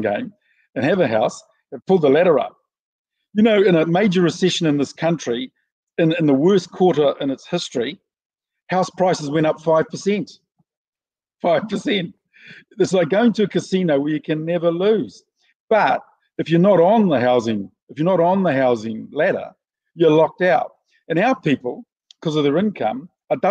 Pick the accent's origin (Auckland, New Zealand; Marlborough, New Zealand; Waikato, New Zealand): Auckland, New Zealand; because I'm from West Auckland, we smoke like chimneys.